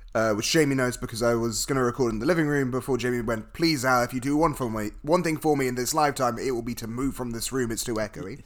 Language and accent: English; United Kingdom; I'm British